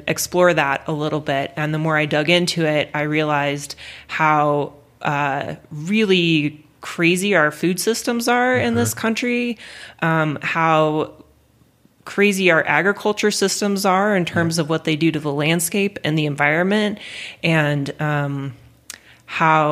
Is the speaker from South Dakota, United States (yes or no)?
yes; Custer, South Dakota, United States; I grew up in the Black Hills in South Dakota